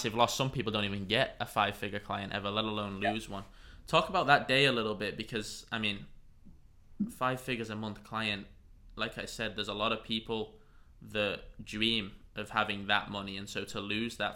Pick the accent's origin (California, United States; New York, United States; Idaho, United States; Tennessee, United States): California, United States; San Diego; my hometown, La Jolla, which is probably about 20 minutes from here